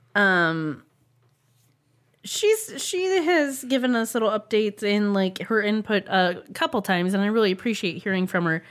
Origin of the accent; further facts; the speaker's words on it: United States; we are Americans